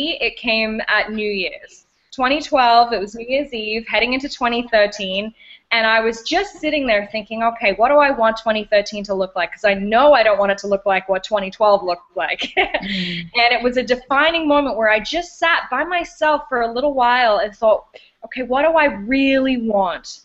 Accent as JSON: {"language": "English", "country": "Australia", "moved": "as an adult", "lives_now": "Canada", "said": "I'm originally from Australia. I'm an Aussie at heart, and I've lived in Canada now for about 9 years"}